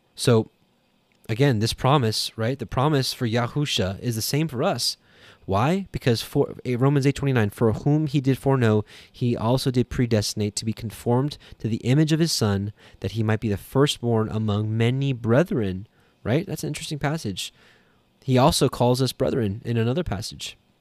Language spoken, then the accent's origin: English; Canada; I'm Canadian